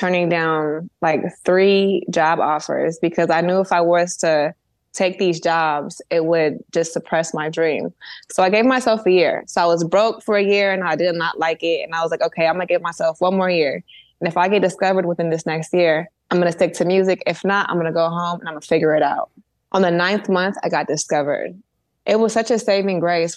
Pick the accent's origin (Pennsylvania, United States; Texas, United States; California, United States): California, United States; the Bay Area; I'm from the Bay, so the hip hop scene is really big out there